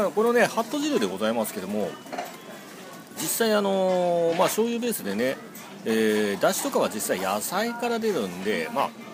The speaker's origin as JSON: {"language": "Japanese", "town": "Ishinomaki", "region": "Miyagi", "country": "Japan", "tie": "born or raised there", "said": "宮城県は石巻市の方出身でございます"}